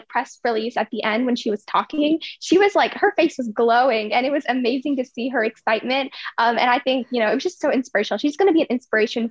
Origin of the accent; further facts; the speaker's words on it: Virginia, United States; also born or lived in India / United Kingdom; I was born in India, and then I lived in UK for 2 years. And then when I was 2.5, I came to Virginia. So I've been in Virginia ever since